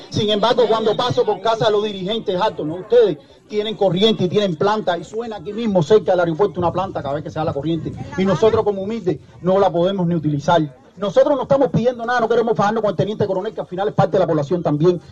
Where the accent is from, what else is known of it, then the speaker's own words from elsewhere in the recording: Cuba; Simplemente somos cubanos